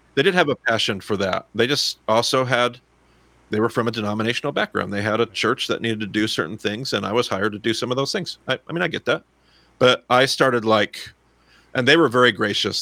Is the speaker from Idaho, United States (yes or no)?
yes; Southern Idaho, United States; I'm still from Southern Idaho